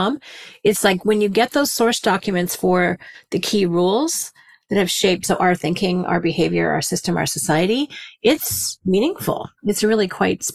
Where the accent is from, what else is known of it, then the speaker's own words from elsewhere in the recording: Canada; As a Canadian